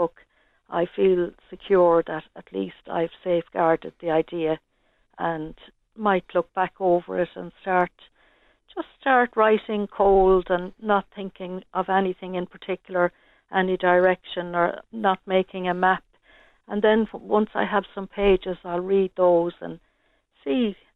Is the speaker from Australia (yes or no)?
no; Ireland; moved away as an adult; now in Tallaght, Ireland; I'm from Barr originally